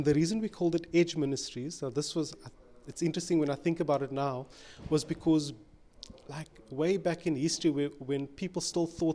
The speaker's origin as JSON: {"language": "English", "town": "Cape Town", "region": "Western Cape", "country": "South Africa", "tie": "born or raised there", "also_born_or_lived": "Strandfontein", "said": "I grew up in Wynberg, right, in the southern suburbs. I grew up in Wynberg. I was born there, went to primary school"}